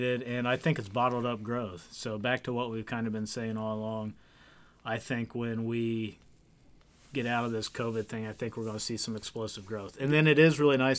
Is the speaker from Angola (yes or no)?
no; Kenton, United States; born or raised there